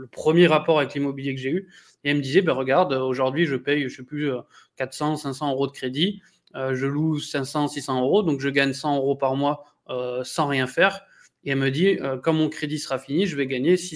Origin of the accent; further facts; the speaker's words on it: France; born there; Donc, moi, je suis franco-belge, mais je suis né en France, je, je suis français, quoi.